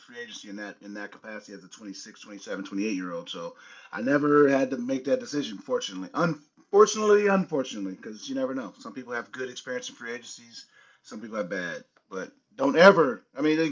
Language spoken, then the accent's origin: English; San Diego, California, United States; I'm from San Diego